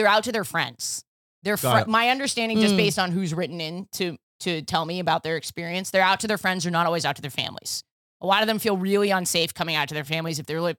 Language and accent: English; New York City, New York, United States; I grew up in New York too. And opposite side of the world. I grew up on the Upper East Side.